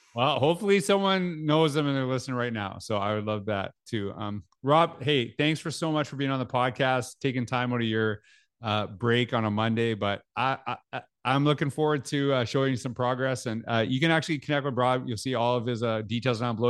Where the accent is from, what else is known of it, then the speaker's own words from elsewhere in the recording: Canada; growing up in Canada, we, we were taught French in school.